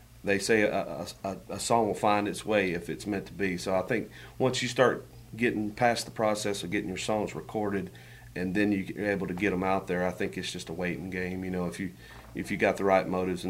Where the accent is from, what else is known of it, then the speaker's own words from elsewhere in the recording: Clarksdale, Mississippi, United States; born there; I was born in Clarksdale, Mississippi, but I haven't been back since. So I was just trying to get back to my roots, I guess, writing a blues song.